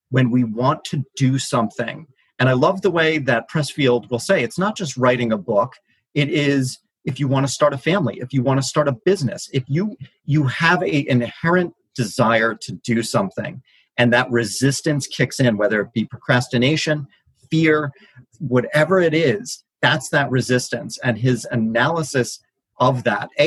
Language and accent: English; Brooklyn, New York, United States; Brooklyn, New York.